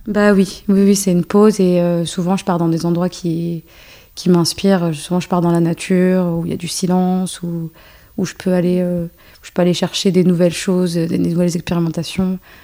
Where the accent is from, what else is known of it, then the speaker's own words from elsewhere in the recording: France; also born or lived in Algeria; Je suis née en Algérie et euh, après, je suis arrivée en France à mes deux ans.